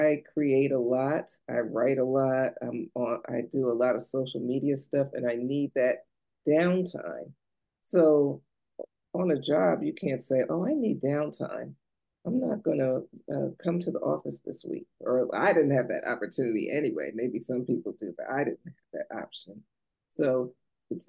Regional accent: New Jersey, United States; now in Maryland, United States; I'm from New Jersey originally

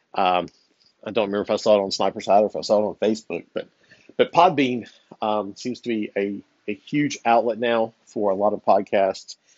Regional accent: Virginia, United States; moved away; my home state of Virginia. Uh, I don't live there anymore

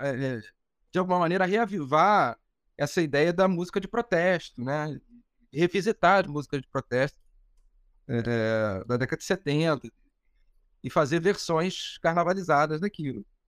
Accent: Rio de Janeiro, Brazil; also born or lived in Laranjeiras, Rio de Janeiro; Eu sou de Cascadura, né?

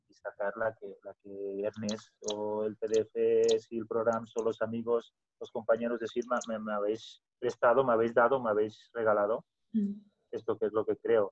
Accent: Catalonia, Spain; first language Catalan; Spanish is a second language; los catalanes hablamos el catalán porque es lo que hemos aprendido, es el idioma más fácil, es el idioma de la tierra nuestra

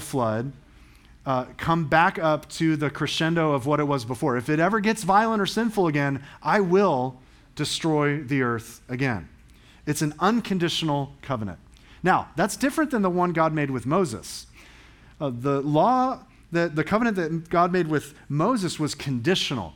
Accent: England, United Kingdom; I'm an English guy

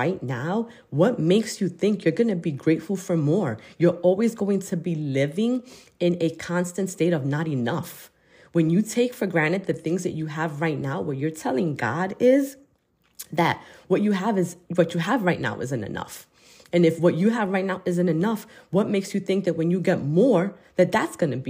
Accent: United States

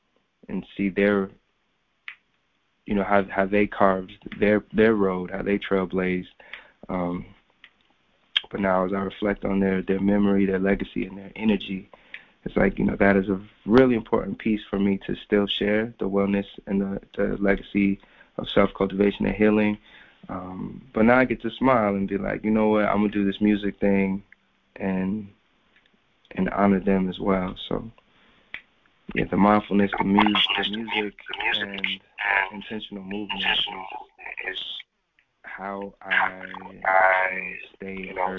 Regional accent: Japan; also born or lived in South Korea; I grew up primarily in the Far East, in Japan and Korea, but amongst a pretty solid Black community.

